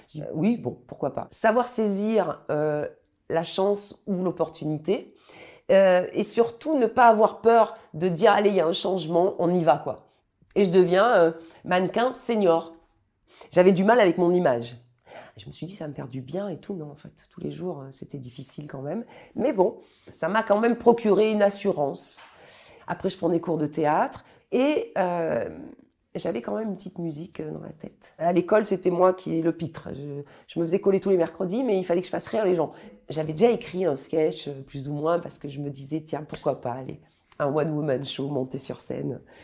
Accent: Périgueux, Nouvelle-Aquitaine, France; moved away; also born or lived in Bordeaux / Clichy; Je suis originaire de Périgueux

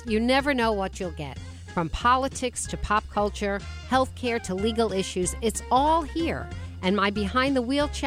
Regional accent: Westport, Connecticut, United States; Westport, my hometown

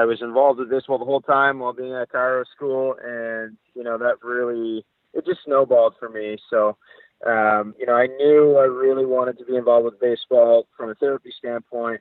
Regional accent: Ottawa, Ontario, Canada; moved away as an adult; also born or lived in Ithaca; I grew up in in Ottawa

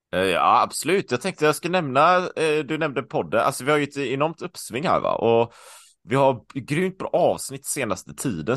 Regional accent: Sweden; moved away; also born or lived in Taiwan; hemma i Sverige

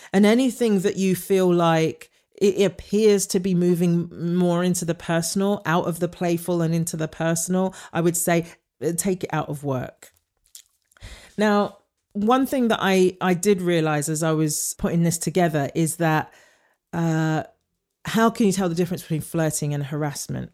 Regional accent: United Kingdom; moved away; as a British actor coming over

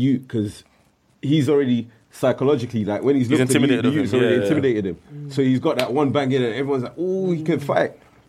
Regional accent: Nigeria; moved away; also born or lived in Brixton, London; I grew up in Nigeria

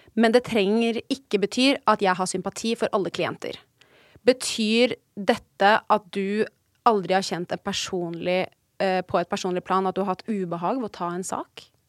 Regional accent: Oslo, Norway; moved away; Rett ved der hvor jeg er oppvokst

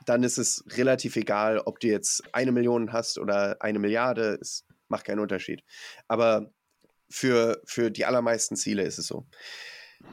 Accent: Mecklenburg-Vorpommern, Germany; ich komm aus Mecklenburg-Vorpommern

